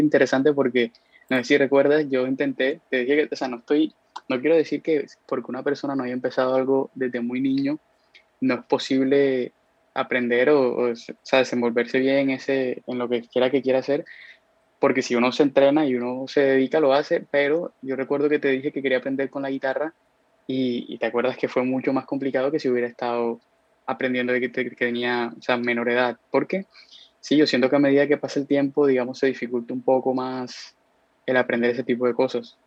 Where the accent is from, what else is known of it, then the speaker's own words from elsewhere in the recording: Cartagena, Bolívar, Colombia; moved away as an adult; now in United States; vivo en Estados Unidos hace más o menos casi cuatro años, cuatro años y medio, este, pero soy de aquí de Cartagena